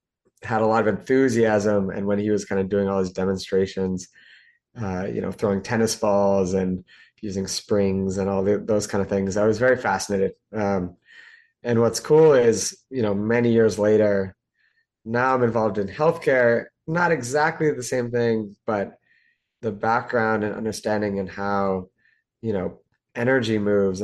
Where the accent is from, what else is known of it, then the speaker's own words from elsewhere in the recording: Lexington, Massachusetts, United States; moved away as an adult; also born or lived in Toronto; grew up outside of Boston, Massachusetts, in a town called Lexington